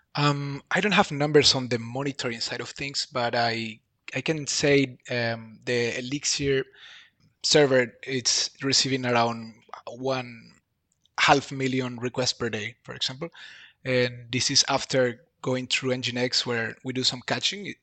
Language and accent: English; Bolivia; moved away as an adult; now in Berlin, Germany; I'm from Bolivia. I live in Berlin, Germany for five years now.